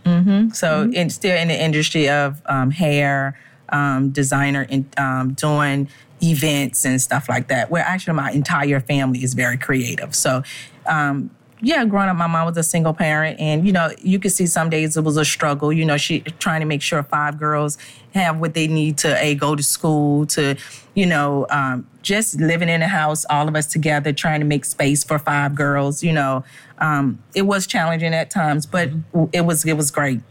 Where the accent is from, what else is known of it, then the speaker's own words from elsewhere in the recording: Richmond, Virginia, United States; We're from Richmond, Virginia